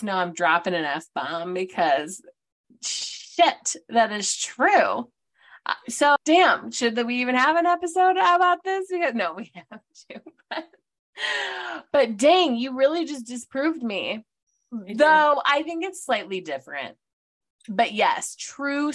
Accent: Detroit, Michigan, United States; moved away as an adult; also born or lived in Ohio; from the burbs, just outside of Detroit, went to Grand Valley for my undergrad, went to Bowling Green for my master's. So I moved from Michigan. We're both from Michigan.

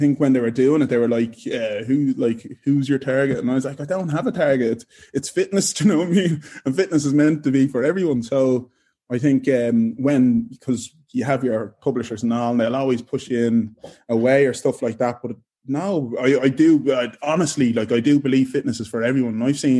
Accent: Ireland; I came from Ireland, not knowing anyone here.

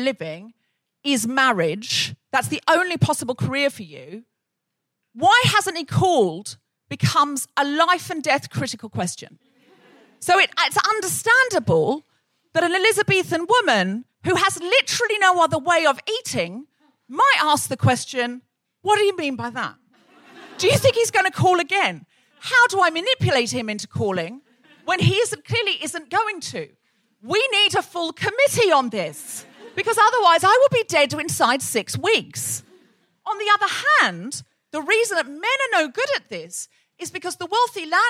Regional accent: Australia; someone I grew up with in Australia

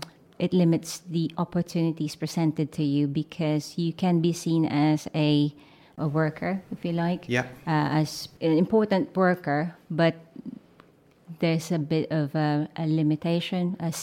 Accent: Manila, Metro Manila, Philippines; moved away as an adult; now in Wiltshire, United Kingdom; So I identify as a Filipina. I'm from Manila, Philippines. Growing up, it's a mix of Filipino and American culture with a little bit of Chinese, because my grandmother is half Chinese, half Filipino.

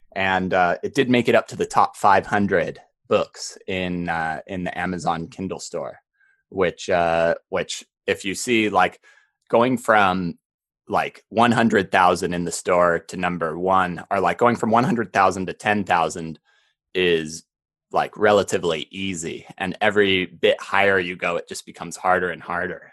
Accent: Park City, Utah, United States; growing up in Park City

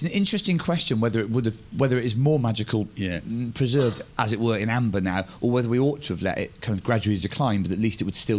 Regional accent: Bristol, South West England, United Kingdom; And Stonehenge was somewhere that I grew up in Bristol, not far away, and you'd occasionally glimpse it from the road.

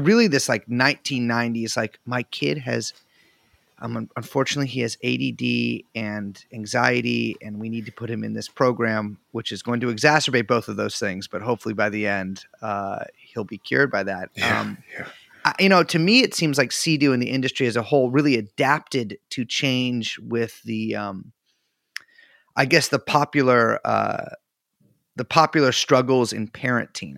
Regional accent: California, United States; I'm from California

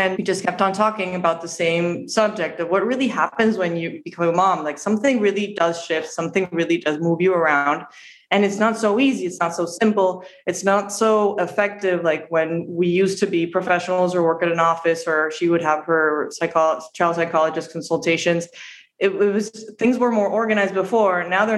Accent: Montevideo, Uruguay; moved away as an adult; now in Miami, United States; I'm from Uruguay

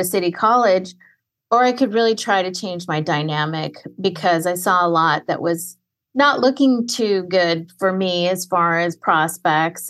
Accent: Fresno, California, United States; Third generation Mexican-American from Central Valley, Fresno, California

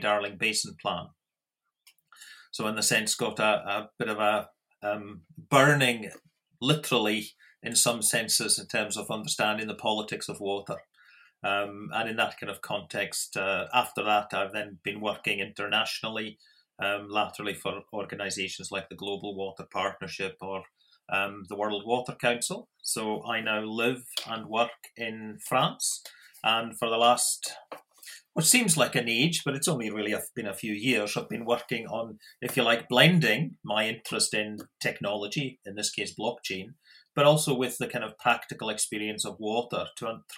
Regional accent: Scotland, United Kingdom; moved away as an adult; also born or lived in South Australia; now in Australia; I am Australian citizen, but obviously originally from Scotland

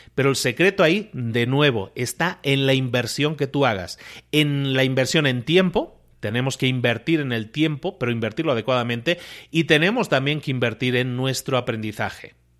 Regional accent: Spain; Yo soy español de origen

